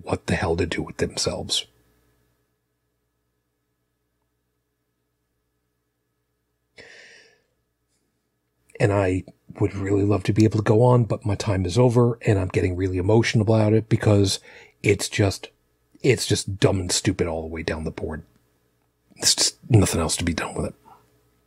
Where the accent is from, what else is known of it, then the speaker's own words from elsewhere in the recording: New York City, New York, United States; I'm from Brooklyn